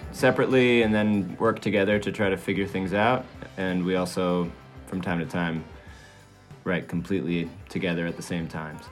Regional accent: Switzerland; moved away; also born or lived in Maine; I grew up in Europe, in Switzerland, and then moved to Maine with my family

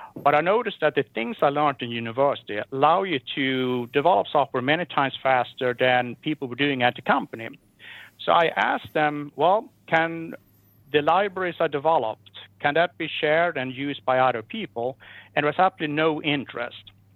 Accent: Sweden; growing up in Sweden.

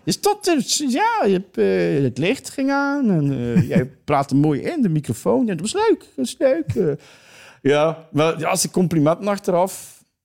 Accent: East Flanders, Belgium; accent: East Flemish; ik ben een Oost-Vlaming, dus West-Vlaanderen en Oost-Vlaanderen is eigenlijk mijn grootste speelvijver

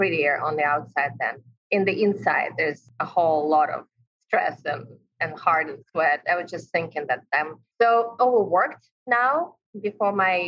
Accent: Ukraine; English is a second language; moved away as an adult; now in New York, United States; I'm from Ukraine, moved here 11 years ago.

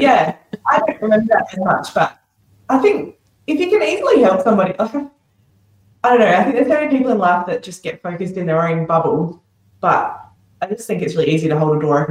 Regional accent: Macclesfield, South Australia, Australia; moved away as an adult; also born or lived in Mount Barker; now in Broken Hill, Australia; my parents were living in Macclesfield, so I'm guessing a couple of days later I went home to Macclesfield, and I lived there until I was 17, so I grew up there.

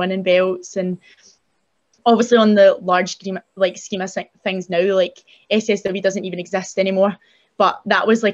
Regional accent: Scotland, United Kingdom; I was from Scotland

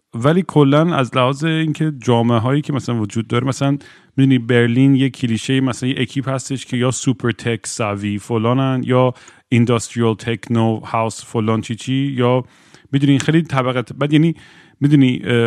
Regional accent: United States; moved away; چون شاید تو ایتیز اونجا بزرگ شدم

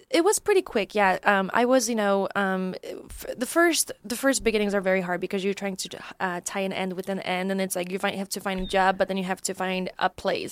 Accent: Poland; moved away; also born or lived in Chicago; I'm originally from Poland, and mm-hmm. um. Um, that's where I grew up

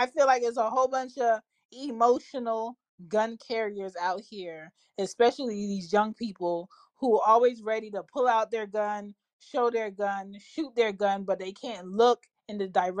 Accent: Florida, United States; And let me say this. I'm from Florida.

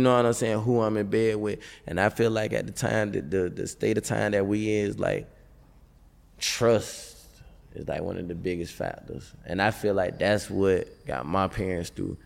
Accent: Tallahassee, Florida, United States; moved away as an adult; I was gone from Tallahassee

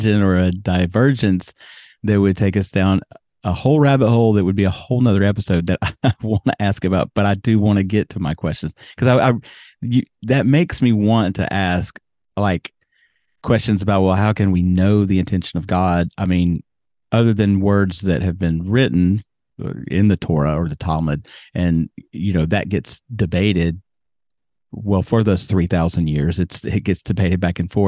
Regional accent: Birmingham, Alabama, United States; moved away; also born or lived in New York City / South Florida; I grew up in Alabama

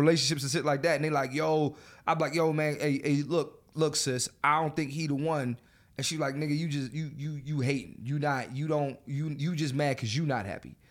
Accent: Philadelphia, Pennsylvania, United States; moved away; my hometown, Philadelphia. I'm coming home.

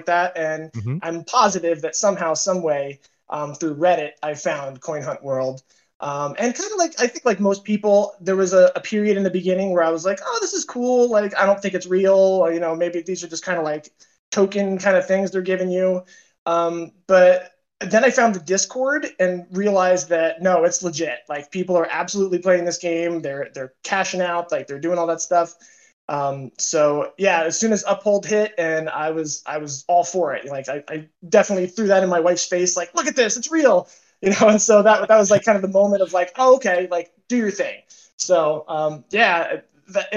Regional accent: Reading, Pennsylvania, United States; I'm from Reading, Pennsylvania

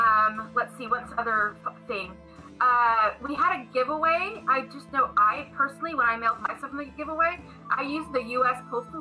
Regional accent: Wales, United Kingdom; accent: Welsh; My Welsh accent had gone well into the like either that or just straight Midwestern.

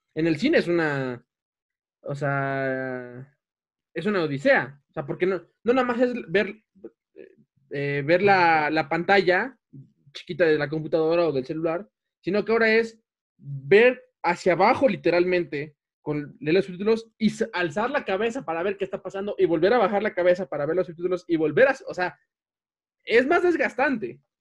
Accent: Mexico; en México que tenemos el acento norteño

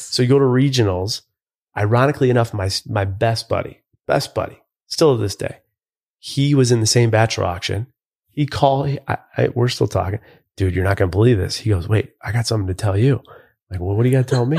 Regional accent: Buffalo, New York, United States; I grew up in Buffalo, New York

